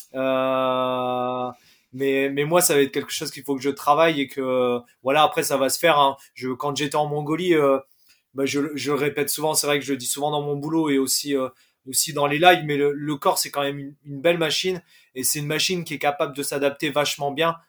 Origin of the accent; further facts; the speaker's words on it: Valenciennes, Hauts-de-France, France; moi je suis de Valenciennes